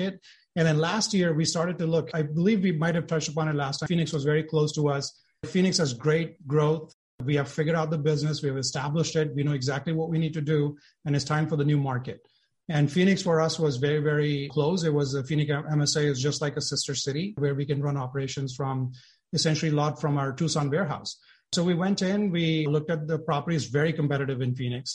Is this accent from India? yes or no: yes; India; moved away as an adult; also born or lived in Silicon Valley; now in United States; I was born and brought up in India